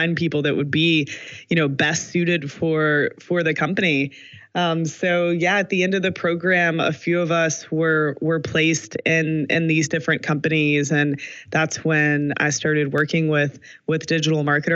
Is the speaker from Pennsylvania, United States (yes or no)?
no; Kentucky, United States; moved away as an adult; now in Austin, United States; I'm from Kentucky. I moved to Austin a little bit over 5 years ago